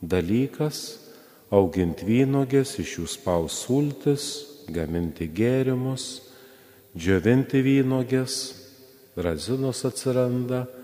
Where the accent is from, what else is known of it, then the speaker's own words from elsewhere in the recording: Lithuania; mes lietuviai